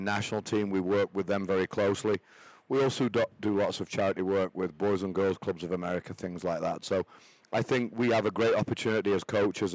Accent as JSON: {"language": "English", "town": "Doncaster", "region": "Yorkshire and the Humber", "country": "United Kingdom", "also_born_or_lived": "Charlotte, North Carolina / Austin, Texas / Dallas, Texas", "moved": "as an adult", "lives_now": "Jacksonville, United States", "said": "I came here from England, Doncaster, England, coal mining area. My family, coal miners"}